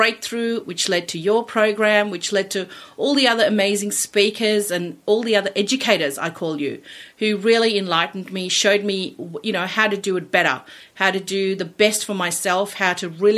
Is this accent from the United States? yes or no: no; India; now in Australia; I am originally from India. I migrated here 30 years ago with my family